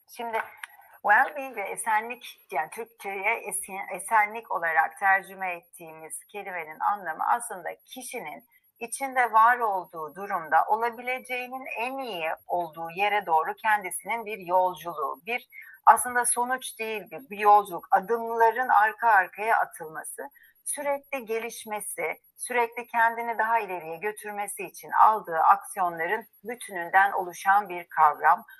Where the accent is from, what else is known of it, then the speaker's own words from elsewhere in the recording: Istanbul, Turkey; moved away as an adult; now in Izmir, Turkey; ben İstanbulluyum, İstanbul doğumluyum. E, ve bütün hayatım ağırlıklı İstanbul'da geçti